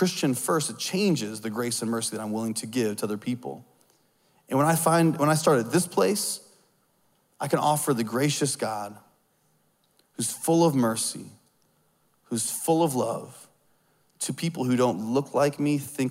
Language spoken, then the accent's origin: English; Southern United States, United States; I see myself as Southern first